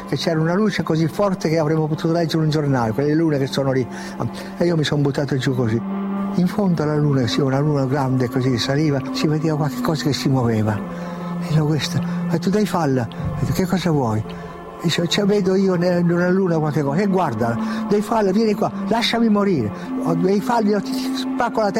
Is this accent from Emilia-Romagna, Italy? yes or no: no; Piedmont, Italy; E poi eh, da piemontese fesso, testardo, io ho detto no, io devo andare.